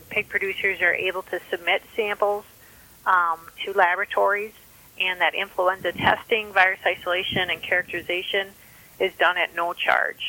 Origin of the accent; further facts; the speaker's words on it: Minnesota, United States; I'm a veterinarian from Minnesota